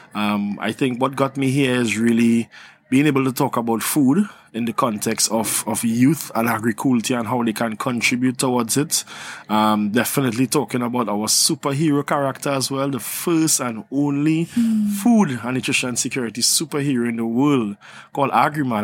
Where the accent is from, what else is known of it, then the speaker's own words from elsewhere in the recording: Trinidad & Tobago; I'm from Trinidad and Tobago.